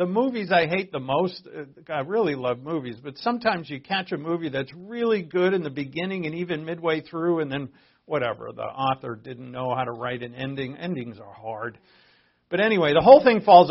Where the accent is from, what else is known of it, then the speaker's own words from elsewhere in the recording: Providence, Rhode Island, United States; I was born in Providence, Rhode Island.